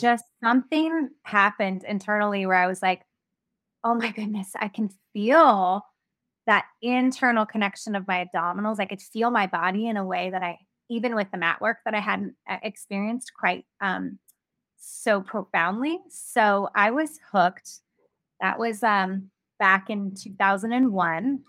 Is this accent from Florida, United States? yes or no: no; Ventura, California, United States; lived in my hometown of Ventura